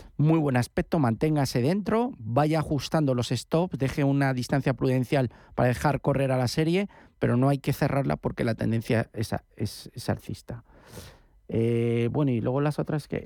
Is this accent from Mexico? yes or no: no; Asturias, Spain; soy asturiano, más que gallego